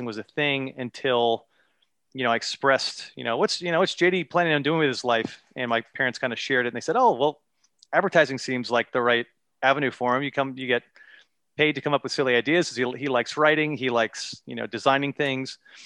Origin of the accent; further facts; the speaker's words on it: Ridgefield, United States; I'm back in my hometown of Ridgefield now